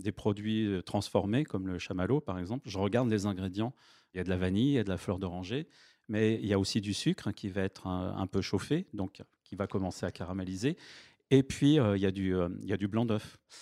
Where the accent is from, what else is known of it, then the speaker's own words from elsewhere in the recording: Vincennes, Île-de-France, France; J'ai grandi à Vincennes